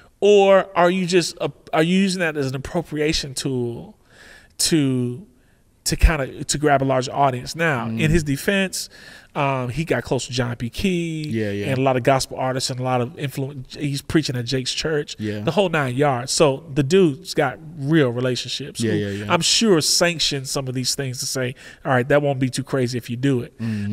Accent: Oregon, United States; I said, I come from Oregon, so it's not going to sound like Oregon.

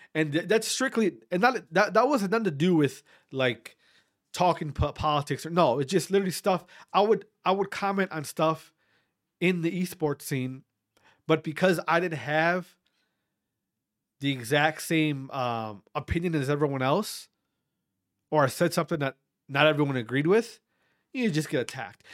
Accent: Wautoma, Wisconsin, United States; also born or lived in Berlin, Wisconsin; growing up in Wisconsin in, in a, in a, I'm from a small town called Watoma

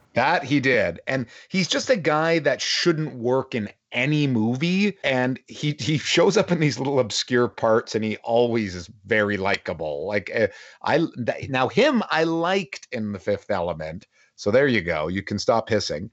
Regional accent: Toronto, Ontario, Canada; I'm from Toronto

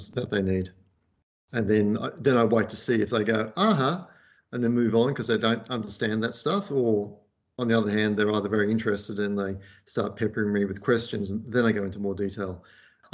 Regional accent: Perth, Western Australia, Australia; also born or lived in Liverpool; And we ended up disembarking in Perth, and that's where I grew up

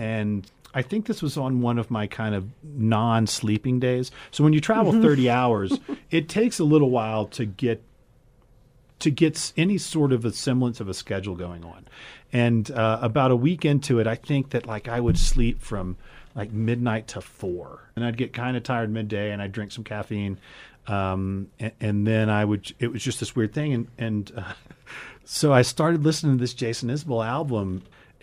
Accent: United States; being an American

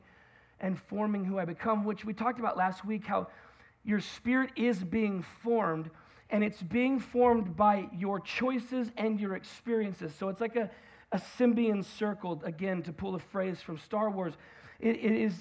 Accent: United States; as an American

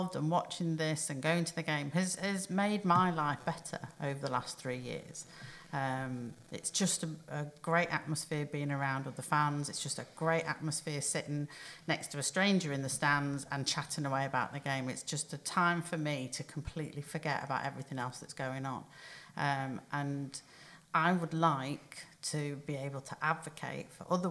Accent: Chorley, North West England, United Kingdom; I come from Chorley, which people might not know, but it's about 30 miles from Liverpool

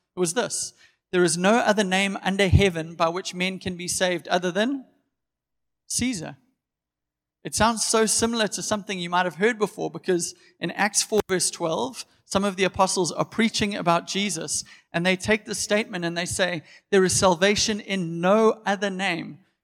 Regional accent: Durban, KwaZulu-Natal, South Africa; I'm born and bred in Durban. I've always lived here

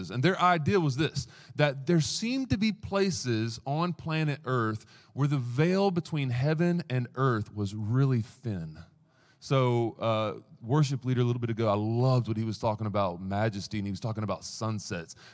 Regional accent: Southeast, United States; we pronounce it Merville because we're from the southeast. Uh, and you probably already picked up on my accent.

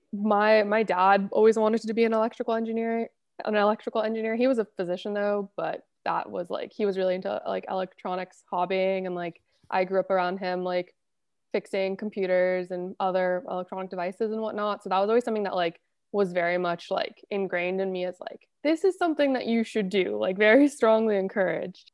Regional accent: Los Angeles, California, United States; I was born and raised, went to school here, still work here

